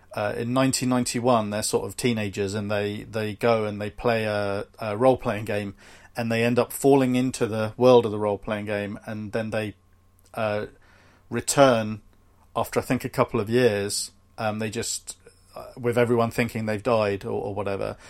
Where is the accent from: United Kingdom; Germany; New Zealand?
United Kingdom; We're both British